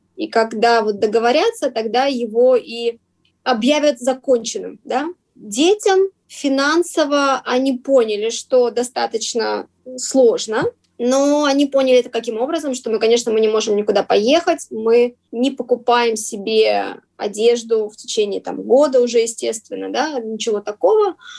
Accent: Vladivostok, Primorsky Krai, Russia; moved away as an adult; now in Prague, Czech Republic; Мы сами из Владивостока, по крайней мере, я

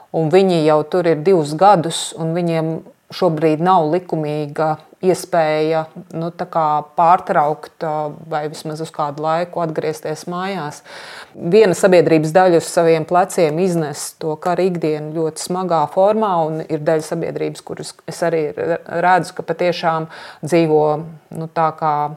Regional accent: Latvia; es no Latvijas

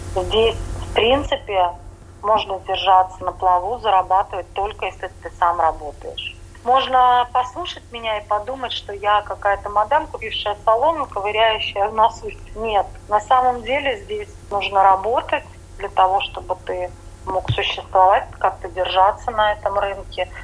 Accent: Riga, Latvia; moved away as an adult; also born or lived in Jurmala, Latvia; now in Vienna, Austria; Я тоскую по своим людям рижским.

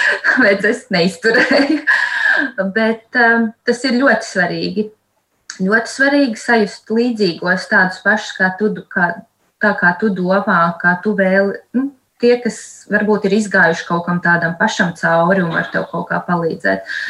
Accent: Latvia; moved away as an adult; now in England, United Kingdom; Mēs vispār esam latvieši

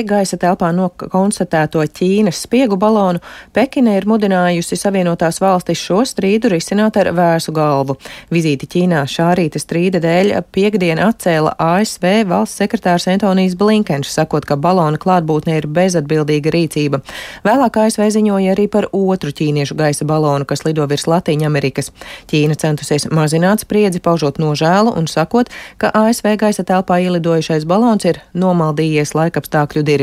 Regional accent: Saukrasti, Saukrasti Municipality, Latvia; Esmu no Saukrastiem. Kopā ar meitu.

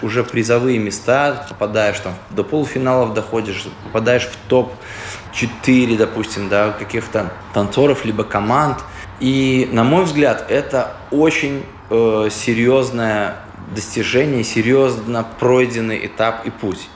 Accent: Daugavpils, Latvia; Мы говорим, из Даугавпилса

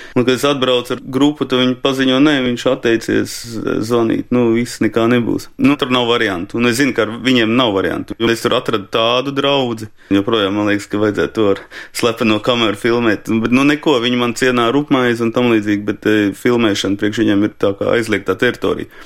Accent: Riga, Latvia; also born or lived in Latgale; es esmu rīdznieks

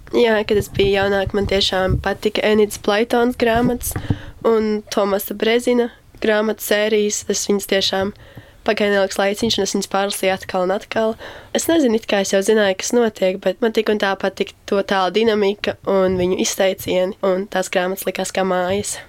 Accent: Saldus, Kurzeme, Latvia; moved away as an adult; also born or lived in Riga; tagad esmu kurzemniece

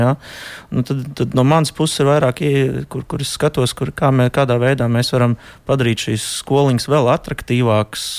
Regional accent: near Odense, Southern Denmark, Denmark; es... īstenībā esmu no Dānijas vidienas uz salas dzīvoju. Oh. Tā tuvākā pilsēta tā ir Odense

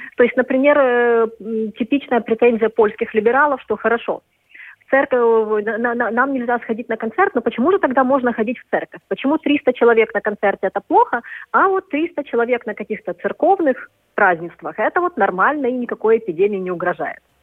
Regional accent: Kyiv, Ukraine; moved away as an adult; now in Warsaw, Poland; я киевлянка, это как-то, особенно вот в Киеве моего детства

